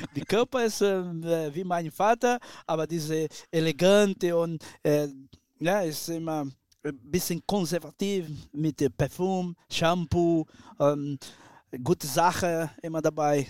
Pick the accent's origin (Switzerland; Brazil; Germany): Brazil; German is a second language; moved away as an adult; ich bin ein Brasilianer, ich habe mein Blut ist Latino